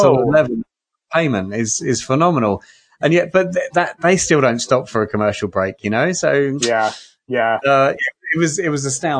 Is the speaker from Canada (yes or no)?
no; United Kingdom; So one of my strange, as a Brit, right, who doesn't play hockey, doesn't play American football, doesn't even understand it.